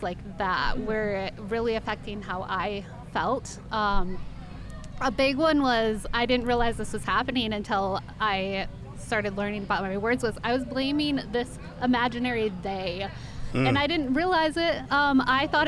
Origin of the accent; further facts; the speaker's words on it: Portland, Oregon, United States; I am from Portland, Oregon, and I'm writing children's books